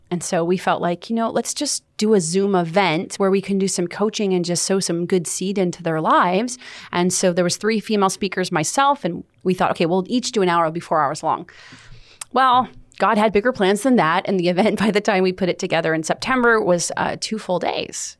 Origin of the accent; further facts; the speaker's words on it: Los Angeles, California, United States; moved away as an adult; I was born and raised in Los Angeles, California